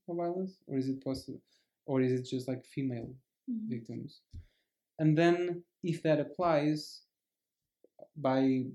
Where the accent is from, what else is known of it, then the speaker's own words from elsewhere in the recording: Rendufas, Centro, Portugal; moved away as an adult; now in Lisbon, Portugal; my hometown, in the village at the very center of Portugal.